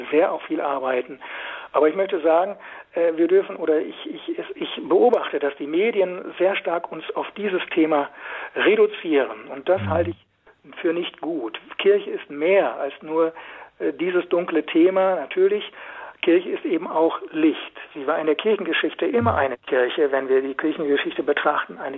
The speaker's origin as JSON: {"language": "German", "region": "Lower Saxony", "country": "Germany", "tie": "born or raised there", "also_born_or_lived": "Westphalia", "said": "in meiner Heimat in Westfalen, im Osnabrücker Raum"}